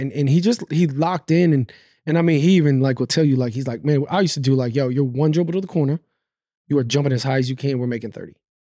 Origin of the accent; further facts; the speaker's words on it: New York, United States; I'm a New York, you know, I'm from New York.